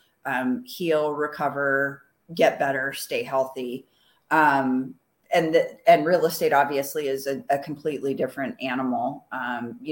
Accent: Arizona, United States; I'm a second generation Arizona native

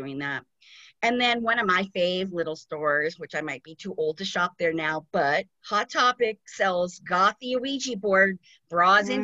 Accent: Glendale, California, United States; I grew up in Glendale, California

